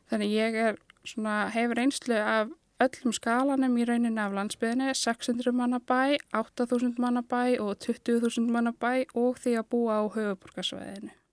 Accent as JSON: {"language": "Icelandic", "town": "Akranes", "region": "Western Region", "country": "Iceland", "tie": "born or raised there", "also_born_or_lived": "Reykjavík / Hvammstangi", "moved": "as an adult", "lives_now": "Akureyri, Iceland", "said": "Ég er alin upp á Akranesi og bý núna á Akureyri"}